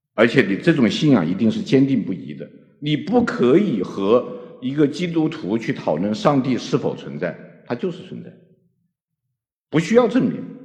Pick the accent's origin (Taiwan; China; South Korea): China; 我们中国人